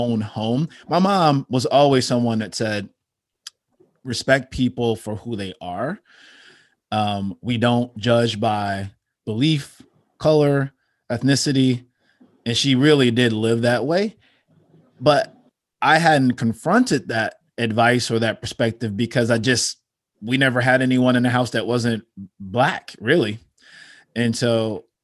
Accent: Chicago, Illinois, United States; growing up in Chicago, on the south side of Chicago

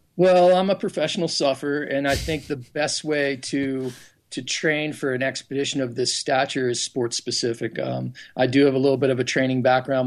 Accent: Pennsylvania, United States; I grew up in Pennsylvania

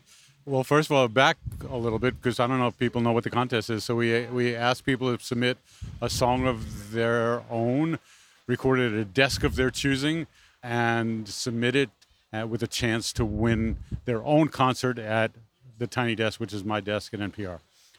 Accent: New York City, New York, United States; I grew up in Brooklyn.

